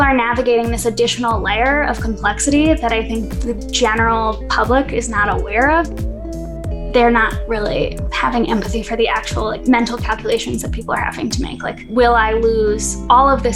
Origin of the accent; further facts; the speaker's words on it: Denver, Colorado, United States; from Denver originally, born and raised here. Went to East High School on Colfax, grew up in that neighborhood